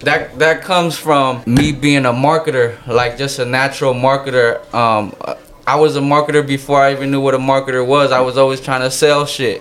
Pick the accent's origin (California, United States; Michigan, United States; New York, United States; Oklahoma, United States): California, United States; San Jose; also born or lived in Connecticut; Bay Area is where I'm from